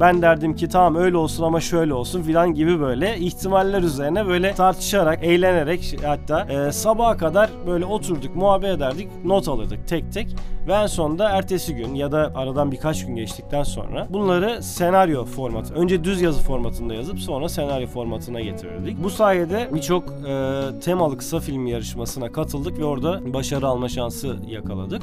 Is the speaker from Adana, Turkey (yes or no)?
yes; Adana, Turkey; Adana'da 1982 yılında doğdum. Bütün eğitim öğretim hayatımı da burada geçirdim